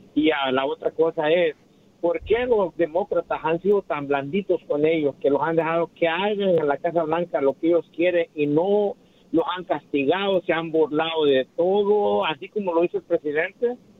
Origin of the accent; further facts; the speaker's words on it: El Salvador; yo soy salvadoreño